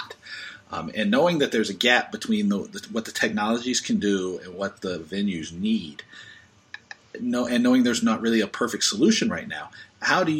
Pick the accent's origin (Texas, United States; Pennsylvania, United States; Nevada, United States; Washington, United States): Washington, United States; Seattle; we're both from Seattle